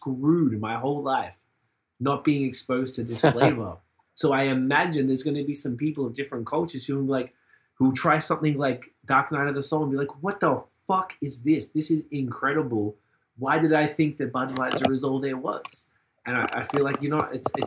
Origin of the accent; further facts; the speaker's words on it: Australia; now in Montreal, Canada; we're from Australia